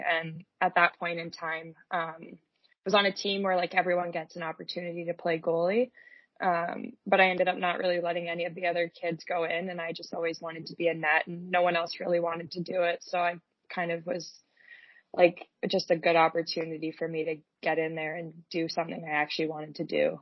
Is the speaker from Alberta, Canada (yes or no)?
no; Whitby, Ontario, Canada; moved away as an adult; in my senior year, I switched to Whitby so that I could actually play for my hometown